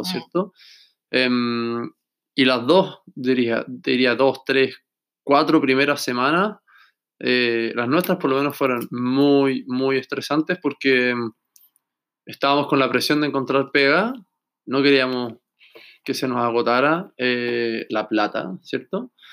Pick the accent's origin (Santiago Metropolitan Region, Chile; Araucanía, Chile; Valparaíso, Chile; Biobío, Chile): Valparaíso, Chile; Viña del Mar; moved away as an adult; now in Melbourne, Australia; nosotros que somos chilenos